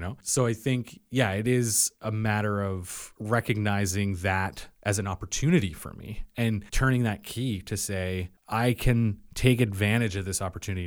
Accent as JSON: {"language": "English", "area": "Yarmouth County", "region": "Nova Scotia", "country": "Canada", "tie": "born or raised there", "also_born_or_lived": "Belleville / Halifax", "said": "I grew up for the most of my life here in Yarmouth County on Tourette's Island."}